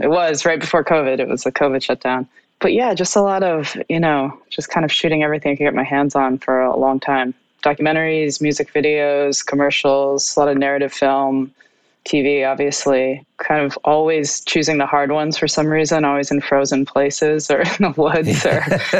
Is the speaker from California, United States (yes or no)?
no; Vermont, United States; I grew up riding horses. I grew up in Vermont, which was very close to where we shot in Massachusetts.